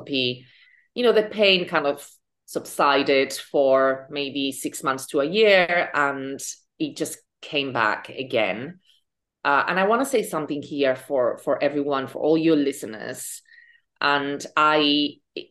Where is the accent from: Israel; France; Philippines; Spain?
Spain; moved away as an adult; also born or lived in London, United Kingdom; now in New York, United States; I am from Spain. I lived in the UK for 15 years.